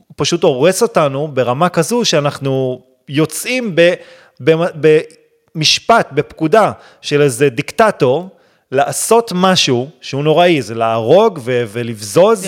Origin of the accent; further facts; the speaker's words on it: Israel; אני גדלתי בישראל, אני חילוני